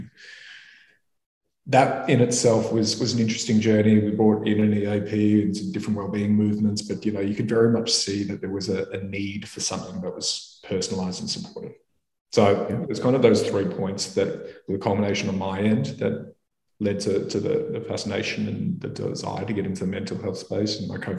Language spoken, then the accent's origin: English; Melbourne, Victoria, Australia; suicide is the leading cause of death for men under the age of 48 in Australia, where I grew up in Melbourne.